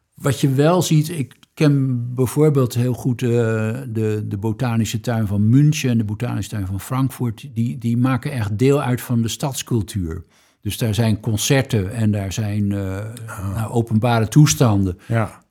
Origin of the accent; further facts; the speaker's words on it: Groningen, Netherlands; we weten allemaal als Groningers